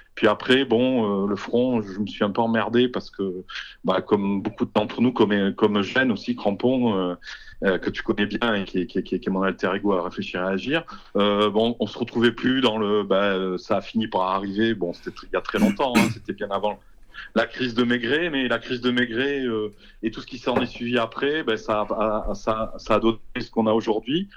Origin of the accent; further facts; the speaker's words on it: Toulouse, Occitania, France; je suis toulousain, euh, euh j'ai vécu toute ma vie ici